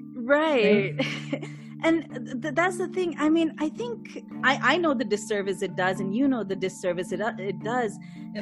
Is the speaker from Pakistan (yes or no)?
yes; Pakistan; first language English; moved away; I'm growing up in Pakistan